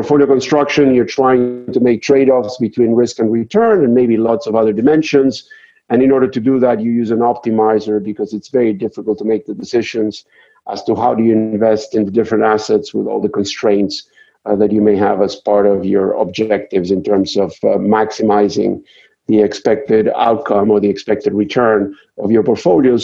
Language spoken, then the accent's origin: English; Argentina; moved away as an adult; now in United States; I'm originally from Argentina, and I came to the United States to pursue a PhD